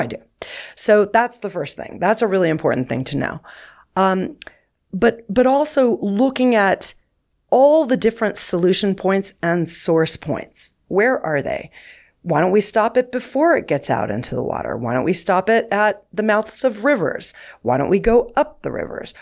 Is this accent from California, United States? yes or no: yes; Southern California, United States; I grew up near the Pacific Ocean in Southern California